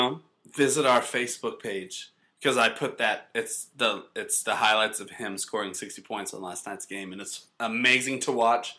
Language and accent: English; North Carolina, United States; moved away; I was from North Carolina, so MJ was a huge deal to everyone there.